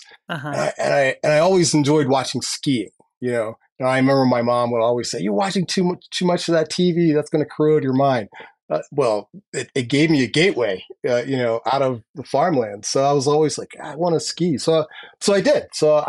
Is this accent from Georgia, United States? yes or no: no; Delaware, United States; born or raised there; also born or lived in New Jersey / Phoenix / Detroit; now in Denver, United States